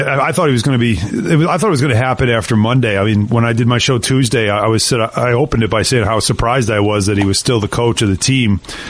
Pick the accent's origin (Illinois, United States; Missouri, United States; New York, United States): New York, United States; Long Island; We're both from Long Island.